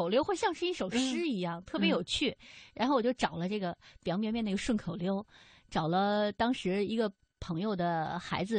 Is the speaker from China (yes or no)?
yes; Xi'an, Shaanxi, China; 安，对，因为西安是一个历史古都哈，大家都知道，像秦始皇兵马俑啊，包括大雁塔、钟楼，我记得那次是我跟毛强我们一起去进行采访的，呃，那一路我带毛强去了很多的地方，因为那是我的主场嘛